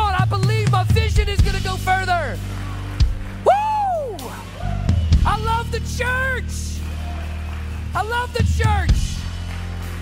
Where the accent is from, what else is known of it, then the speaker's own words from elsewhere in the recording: the South, United States; moved away; I grew up in the South